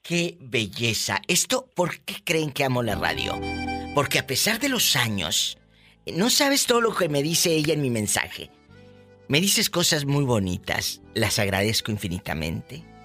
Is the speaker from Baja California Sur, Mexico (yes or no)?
no; Matamoros, Tamaulipas, Mexico; en mi tierra, el Matamoros es pura de harina